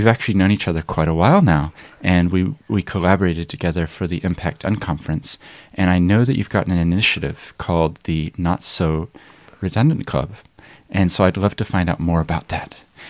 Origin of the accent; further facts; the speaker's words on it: Papakaio, Otago, New Zealand; Yeah, actually, when I was a child, I grew up in Papakayo, which is just north of Oamaru.